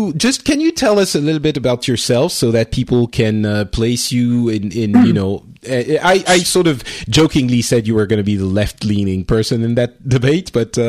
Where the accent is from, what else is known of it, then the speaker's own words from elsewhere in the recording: France; I'm originally from France. I've lived in France for a long time. I'm traveling at the moment. I'm doing this show from Japan, of all places